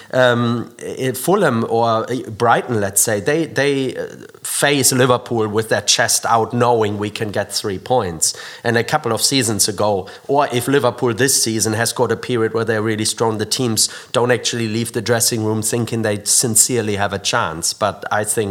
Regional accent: near Dortmund, North Rhine-Westphalia, Germany; now in United Kingdom; I grew up near Dortmund in Germany.

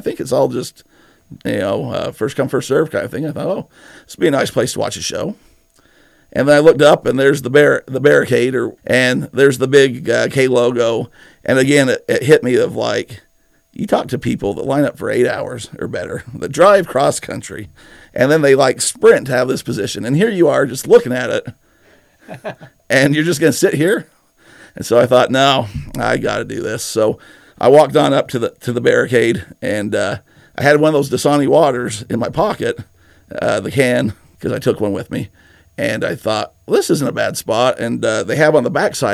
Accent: Nephi, Utah, United States; I'm from Nephi

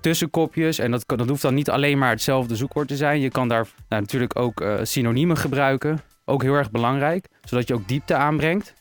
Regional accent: Harderwijk, Gelderland, Netherlands; geboren en getogen in het mooie, pittoreske Harderwijk.

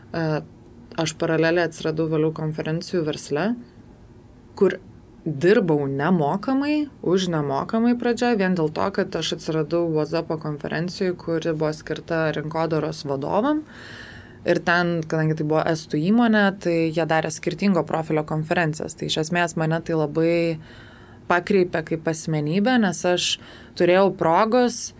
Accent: Lithuania; esu lietuvė, bet kaip sakau, tos lietuvybės manyje yra labai nedaug. Kodėl? Nes e, mano tėvai yra baigę abu rusų mokyklas, tėtis turi lietuvišką pavardę

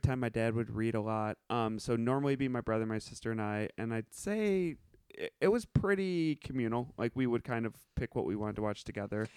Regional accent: Evanston, Illinois, United States; moved away; I grew up in Evanston, Illinois.

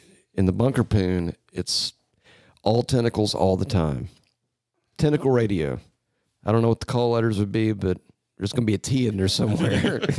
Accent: Georgia, United States; I'm from Georgia, dude. It's in South America.

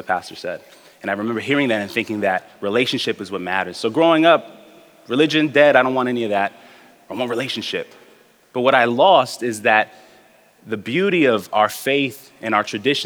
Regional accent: New York City, New York, United States; I'm also a representative of the native Brooklynites in our community. I grew up in the Midwood neighborhood of Brooklyn on Ocean Avenue and Avenue Y.

